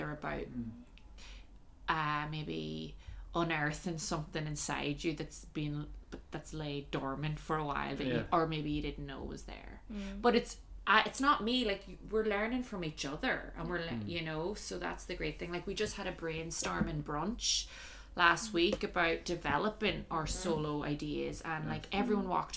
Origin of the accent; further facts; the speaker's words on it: Ireland; now in Shanghai, China; I'm Irish